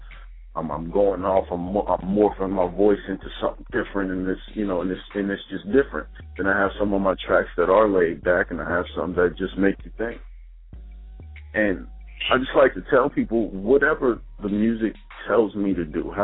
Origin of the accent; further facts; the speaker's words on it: Dayton, Ohio, United States; now in Maryland, United States; I'm more on the Maryland side, but I'm originally from Dayton, Ohio